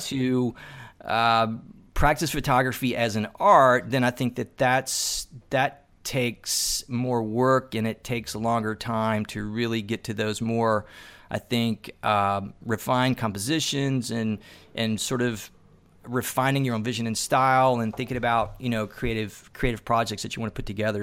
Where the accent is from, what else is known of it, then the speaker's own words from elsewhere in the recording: Tennessee, United States; I'm originally from Tennessee